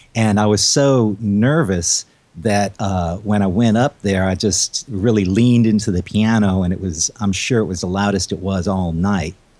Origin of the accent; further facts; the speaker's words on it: Baton Rouge, Louisiana, United States; also born or lived in Houston, Texas; I was uh, born in Houston, but uh, we ended up moving to uh, Baton Rouge, Louisiana, and that's where I got my first taste of piano lessons from.